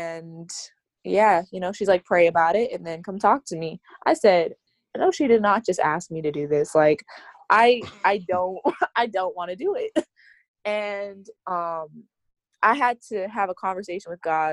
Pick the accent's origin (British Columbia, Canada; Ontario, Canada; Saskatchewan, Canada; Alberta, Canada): Alberta, Canada; Calgary; moved away; I am from Calgary, Alberta, and I'm currently a student at Oakwood University